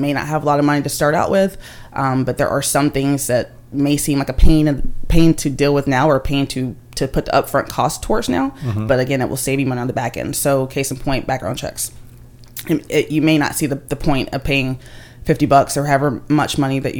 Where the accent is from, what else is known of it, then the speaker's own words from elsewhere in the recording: Tennessee, United States; I'm from Tennessee